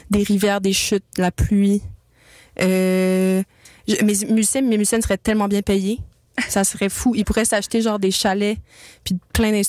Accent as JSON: {"language": "French", "town": "Montreal", "region": "Quebec", "country": "Canada", "tie": "born or raised there", "said": "du Myland et du plateau Mont-Royal dans le temps que mes parents, ils pouvaient se le payer."}